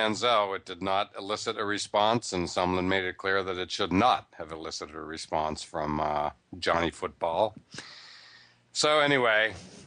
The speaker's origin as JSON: {"language": "English", "area": "near Pittsburgh", "region": "Pennsylvania", "country": "United States", "tie": "born or raised there", "moved": "yes", "said": "I grew up near Pittsburgh, grew up going to Forbes Field"}